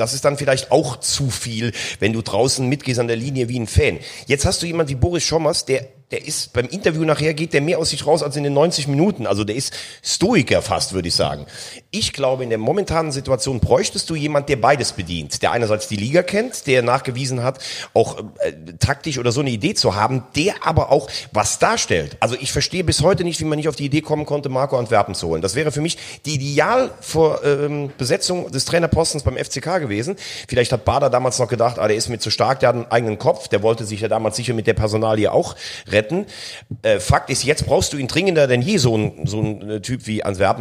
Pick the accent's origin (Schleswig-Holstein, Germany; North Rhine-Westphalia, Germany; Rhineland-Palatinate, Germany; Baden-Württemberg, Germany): Rhineland-Palatinate, Germany; near Koblenz; Ich komme mal halt aus der Nähe von Koblenz